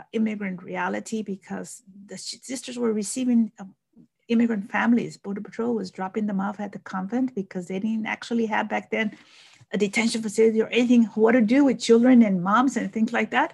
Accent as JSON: {"language": "English", "area": "Rio Grande Valley", "region": "Texas", "country": "United States", "tie": "born or raised there", "also_born_or_lived": "Mexico", "said": "I grew up here in the Rio Grande Valley"}